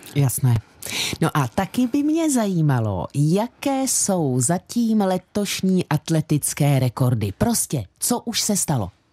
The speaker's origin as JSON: {"language": "Czech", "town": "Sázava", "region": "Central Bohemian Region", "country": "Czechia", "said": "protože jsem ze Sázavy a ta je jak známo v dolíku"}